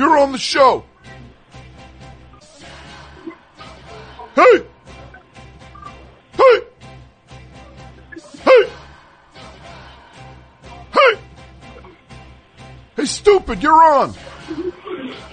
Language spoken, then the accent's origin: English; New Jersey, United States; I grew up in New Jersey my whole life.